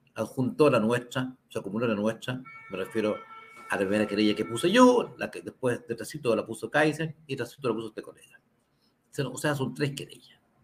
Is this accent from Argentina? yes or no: no; Santiago, Santiago Metropolitan Region, Chile; Somos vecinos de Santiago